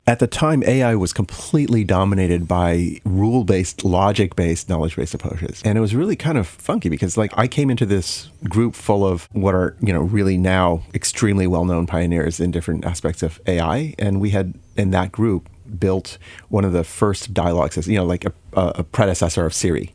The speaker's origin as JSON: {"language": "English", "town": "Chicago", "region": "Illinois", "country": "United States", "tie": "born or raised there", "also_born_or_lived": "Saint Louis, Missouri", "said": "I was born in Saint Louis, um, and, uh, spent, um, eleven years of my main childhood in, growing up in Illinois, uh, in the Chicago area."}